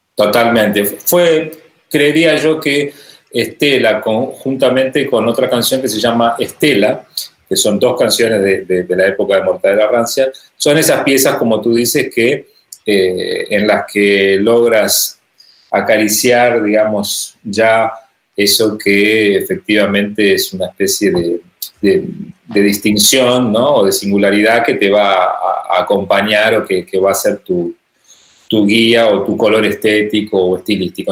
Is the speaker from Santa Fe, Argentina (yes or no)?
yes; Rosario, Santa Fe, Argentina; desde Rosario, desde mi ciudad natal